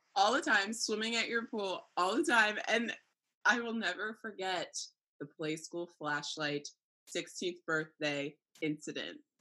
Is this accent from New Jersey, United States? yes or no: yes; New Jersey, United States; moved away as an adult; also born or lived in Maryland; now in California, United States; I'm from New Jersey, just like you, down the street